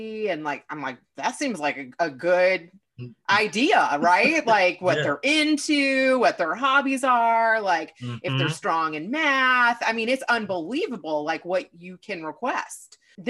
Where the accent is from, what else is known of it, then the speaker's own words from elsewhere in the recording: Kentucky, United States; moved away; also born or lived in Louisville; So I used to live in Louisville. I'm from Kentucky.